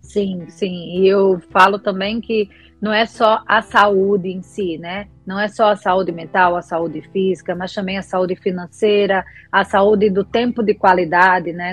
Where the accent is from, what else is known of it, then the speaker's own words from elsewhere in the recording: Alagoas, Brazil; moved away as an adult; now in Rio de Janeiro, Brazil; Sou alagoana, mas moro no Rio de Janeiro há 18 anos